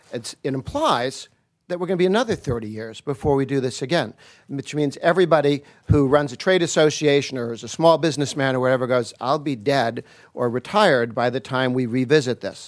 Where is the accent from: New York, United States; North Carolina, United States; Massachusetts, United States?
Massachusetts, United States; I grew up in Massachusetts